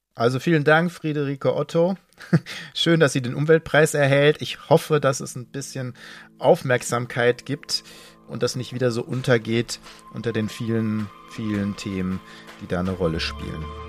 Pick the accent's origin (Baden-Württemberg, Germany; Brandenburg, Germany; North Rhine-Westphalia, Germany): North Rhine-Westphalia, Germany; Ruhr area; ich komme aus dem Ruhrgebiet